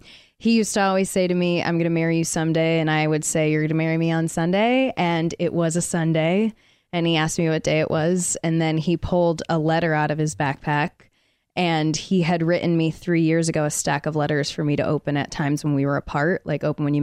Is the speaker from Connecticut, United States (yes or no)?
yes; Connecticut, United States